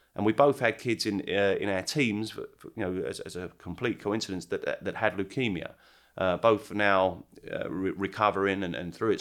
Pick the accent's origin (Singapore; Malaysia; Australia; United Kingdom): United Kingdom; England; now in Charleston, United States; growing up in England